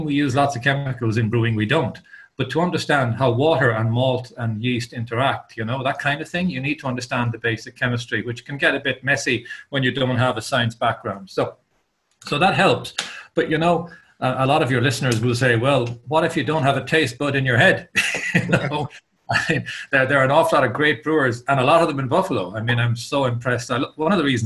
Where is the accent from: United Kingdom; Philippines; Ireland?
Ireland; Cork, Munster; moved away as an adult; now in Kilkenny, Ireland; I grew up in Cork, which is about 2 hours away from here on the south coast.